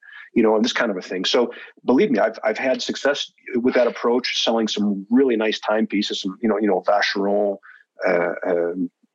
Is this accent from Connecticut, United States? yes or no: no; near Buffalo, New York, United States; moved away as an adult; I grew up in New York State, but, you know, near to Buffalo.